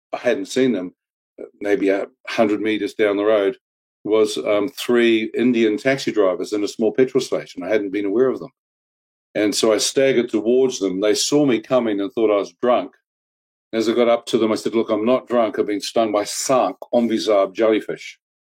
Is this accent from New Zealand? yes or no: yes; New Zealand; I was brought up and born and bred in New Zealand